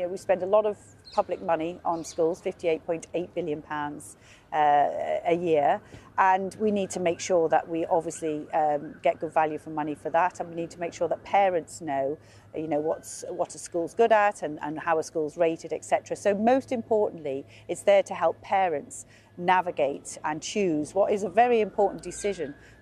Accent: Liverpool, North West England, United Kingdom; he's a fellow Scouser. I'm from Liverpool

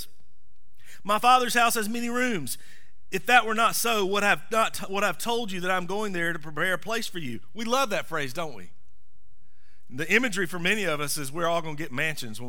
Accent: the South, United States; I grew up in the South of the South.

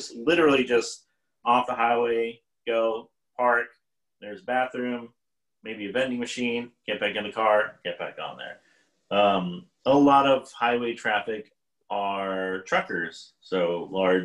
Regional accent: Texas, United States; I'm from Texas, so my dad would drive us up to Colorado

